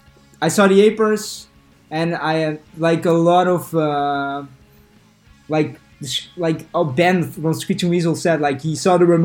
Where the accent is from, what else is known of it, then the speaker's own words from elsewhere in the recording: a village next to Rotterdam, South Holland, Netherlands; English is a second language; my hometown, which is a village next to Rotterdam